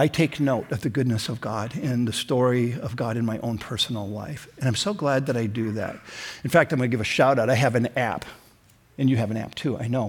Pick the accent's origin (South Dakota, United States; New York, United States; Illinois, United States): South Dakota, United States; Sioux Falls; also born or lived in Minneapolis, Minnesota; We moved from Minneapolis to Sioux Falls